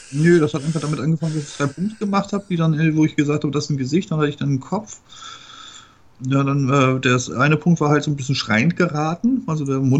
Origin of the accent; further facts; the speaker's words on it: Bremen, Germany; also born or lived in Erzurum, Turkey; Ostanatolien, äh, vom Breitengrad her äh, östlicher als Moskau.